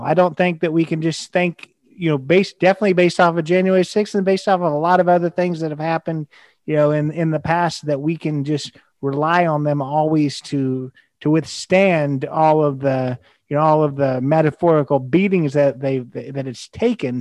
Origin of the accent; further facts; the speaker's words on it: United States; as an American